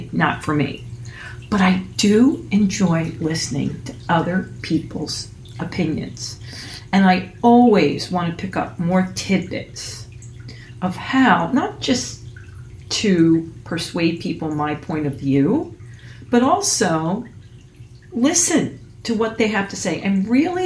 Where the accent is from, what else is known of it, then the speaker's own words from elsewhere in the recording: Phillipsburg, New Jersey, United States; moved away; in Phillipsburg, New Jersey.